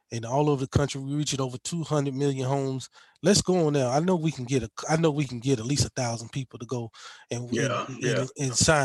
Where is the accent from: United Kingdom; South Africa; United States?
United States; Mississippi; we are from Mississippi